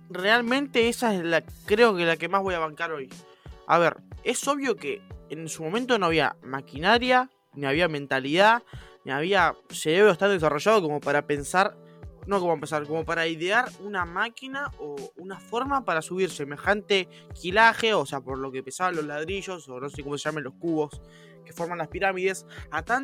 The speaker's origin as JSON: {"language": "Spanish", "country": "Argentina", "said": "Porque soy argentino, monstruo."}